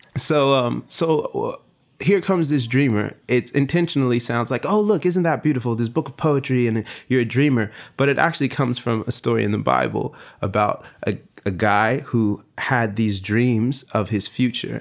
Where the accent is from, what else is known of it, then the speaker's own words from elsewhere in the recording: Long Beach, California, United States; I'm from Long Beach